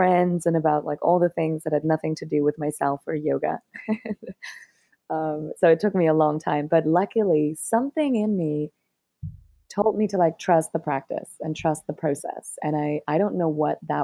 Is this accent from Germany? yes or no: yes; Germany; moved away as an adult; also born or lived in Berlin, Germany / Cambodia / Thailand; I'm from Germany originally, and I moved to Berlin